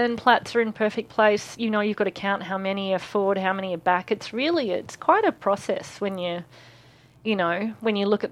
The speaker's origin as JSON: {"language": "English", "country": "Australia", "said": "I'm Australian"}